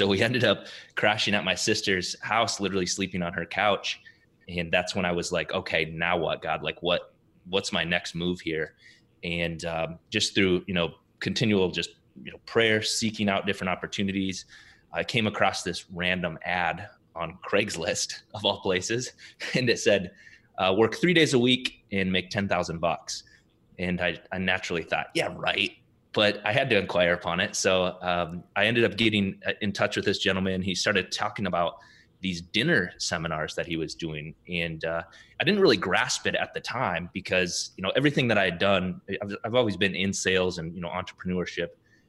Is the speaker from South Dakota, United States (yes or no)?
yes; South Dakota, United States; now in Minneapolis, United States; I was born and raised though in South Dakota, small town in South Dakota.